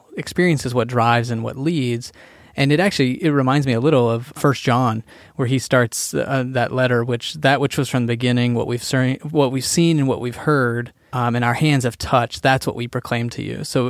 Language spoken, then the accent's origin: English; the Bible Belt, United States; I grew up in the Bible Belt